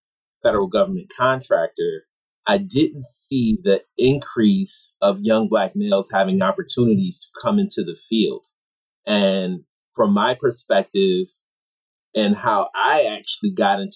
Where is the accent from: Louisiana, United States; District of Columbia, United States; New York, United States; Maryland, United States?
New York, United States; Rochester; I'm from Rochester, New York, which is a blue-collar city. I didn't know any professionals growing up